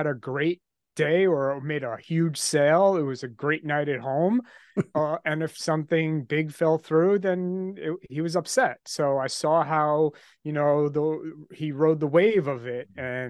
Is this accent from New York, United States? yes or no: yes; New York, United States; I'm from New York, just outside Manhattan. I grew up here and I live here now.